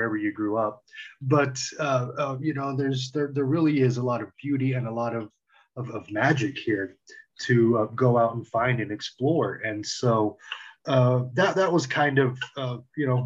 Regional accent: Roswell, New Mexico, United States; also born or lived in Lubbock, Texas; now in Albuquerque, United States; I grew up in Roswell, around there

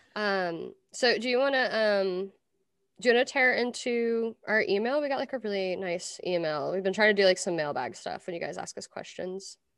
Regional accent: Versailles, Kentucky, United States; moved away; also born or lived in Lexington, Kentucky; I grew up in Versailles

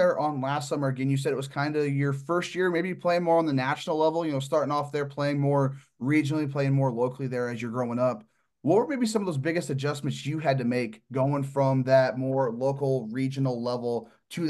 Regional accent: Midwest, United States; But being very West Coast based, again, I'm from the Midwest.

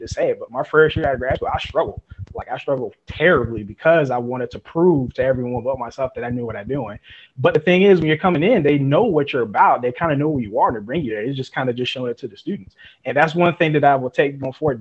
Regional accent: Fayetteville, North Carolina, United States; now in LaGrange, United States; I'm originally from Fayetteville, North Carolina.

